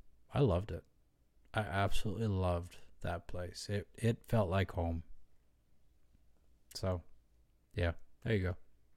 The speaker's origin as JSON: {"language": "English", "town": "Loudonville", "region": "Ohio", "country": "United States", "tie": "born or raised there", "also_born_or_lived": "Georgia, United States / Shelby, United States", "said": "I was born in Georgia, and then we moved to Ohio, and we moved to a little town called Shelby, Ohio."}